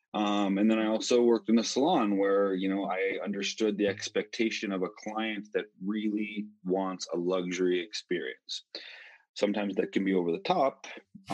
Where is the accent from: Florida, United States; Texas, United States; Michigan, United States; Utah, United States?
Utah, United States; moved away as an adult; also born or lived in Colorado; originally from Utah, which is actually where I'm at right now. Um, I'm in my parents' home, the home that I grew up in.